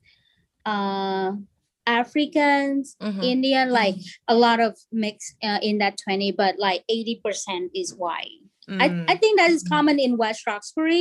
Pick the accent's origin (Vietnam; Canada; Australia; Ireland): Vietnam; English is a second language; moved away as an adult; now in United States; I was born in Vietnam and came here when I was 20